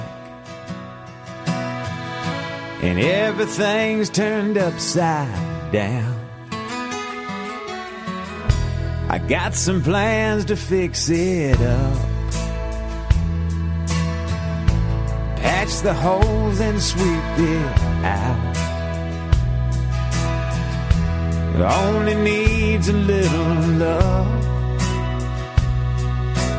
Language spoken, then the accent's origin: English; Nashville, Tennessee, United States; my hometown, Nashville, Tennessee